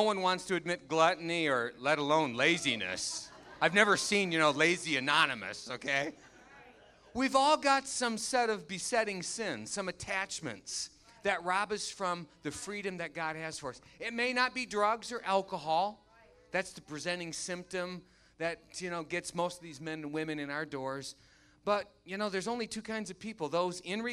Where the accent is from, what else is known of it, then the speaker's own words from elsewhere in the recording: Muskegon, Michigan, United States; My dad began volunteering for the local Teen Challenge. Muskegon, Michigan. I'm from Michigan